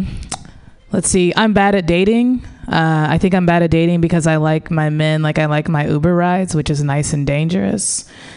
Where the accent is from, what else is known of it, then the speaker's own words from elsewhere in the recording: St. Louis, Missouri, United States; moved away; I grew up in the Midwest, in St. Louis